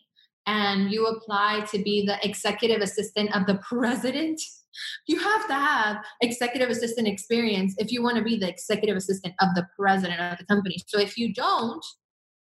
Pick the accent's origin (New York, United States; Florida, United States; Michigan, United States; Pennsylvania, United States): Florida, United States; Miami; moved away as an adult; also born or lived in Venezuela; now in Los Angeles, United States; growing up in Venezuela and leaving Venezuela at a young age, and then going through my mom, her divorce with my stepdad, and moving a lot throughout Miami